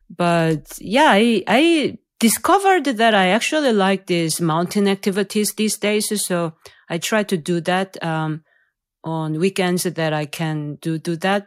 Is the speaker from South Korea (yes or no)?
yes; South Korea; moved away; I'm from South Korea